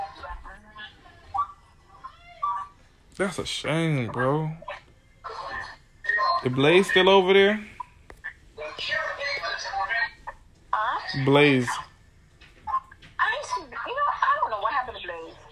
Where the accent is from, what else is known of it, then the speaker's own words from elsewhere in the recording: Florida, United States; I'm from Florida